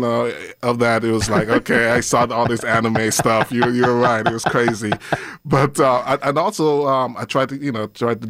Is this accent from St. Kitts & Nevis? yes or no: yes; St. Kitts & Nevis; also born or lived in England; I actually grew up in St. Kitts. I was born in England, but I spent most of my time in St. Kitts.